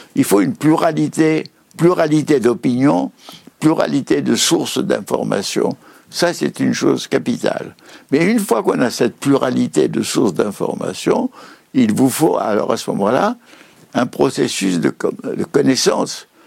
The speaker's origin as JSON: {"language": "French", "town": "Paris", "region": "Île-de-France", "country": "France", "tie": "born or raised there", "said": "Je suis né en 1921 à Paris"}